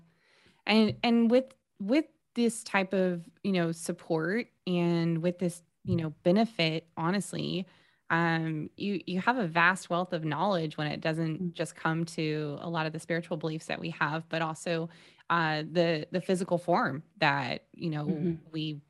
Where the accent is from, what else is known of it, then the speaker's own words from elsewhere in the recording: Texas, United States; We're from Texas, y'all.